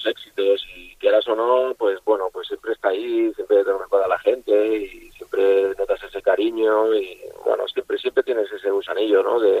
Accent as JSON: {"language": "Spanish", "region": "Valencian Community", "country": "Spain", "said": "Eh, como tú has dicho, yo soy valenciano, yo me he a la cantera y para mí era un sueño poder hacer goles en Mestalla"}